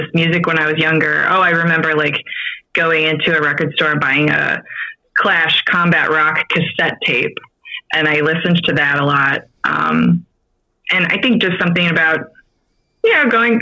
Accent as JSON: {"language": "English", "town": "Grand Rapids", "region": "Michigan", "country": "United States", "tie": "born or raised there", "moved": "as an adult", "lives_now": "St. Louis, United States", "said": "So I grew up in Grand Rapids, and born and raised, moved away when I was, I think I was about 21 when I moved away, like for good."}